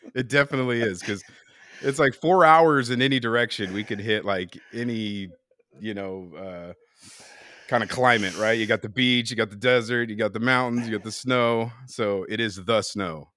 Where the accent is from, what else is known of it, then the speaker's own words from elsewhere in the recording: Bay Area, California, United States; I'm born and raised here in the Bay Area